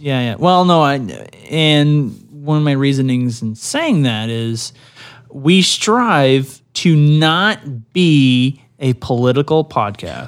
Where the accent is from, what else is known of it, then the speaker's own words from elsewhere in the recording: Canada; I'm a Canadian